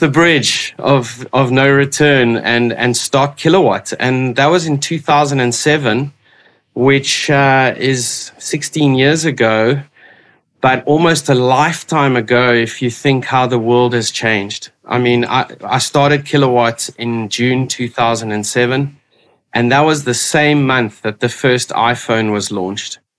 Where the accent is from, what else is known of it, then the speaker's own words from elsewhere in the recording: Port Elizabeth, Eastern Cape, South Africa; moved away as an adult; also born or lived in Witbank, South Africa; now in Cape Town, South Africa; I grew up on the east coast of South Africa in Port Elizabeth. I went to school there and moved to Cape Town 23 years ago now